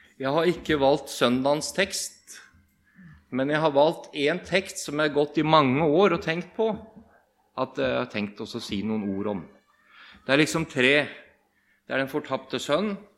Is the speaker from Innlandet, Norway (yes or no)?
no; Bamble, Telemark, Norway; moved away as an adult; now in Rogaland, Norway; Jeg kommer fra Bamble i Telemark. Og vi kaller oss for bamlinger